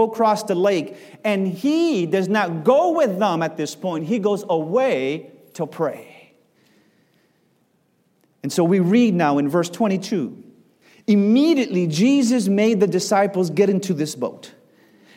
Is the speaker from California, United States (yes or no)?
yes; Los Angeles, California, United States; moved away as an adult; also born or lived in Miami, Florida; I grew up in Los Angeles being a beach bum from a very young man